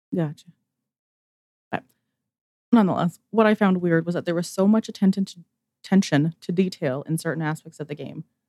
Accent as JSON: {"language": "English", "region": "Alberta", "country": "Canada", "said": "I'm also from Alberta, Canada"}